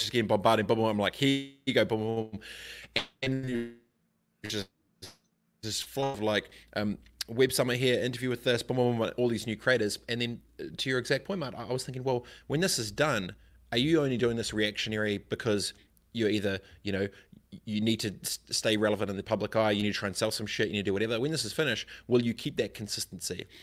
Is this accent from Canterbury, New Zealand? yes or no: yes; Christchurch, Canterbury, New Zealand; I grew up in Christchurch